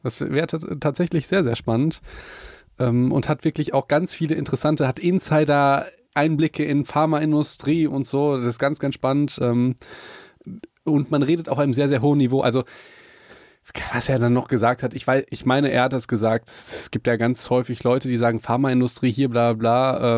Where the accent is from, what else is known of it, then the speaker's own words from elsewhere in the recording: Hagen, North Rhine-Westphalia, Germany; also born or lived in Mannheim; ich bin sehr verbunden halt mit Hagen, mit meiner Heimatstadt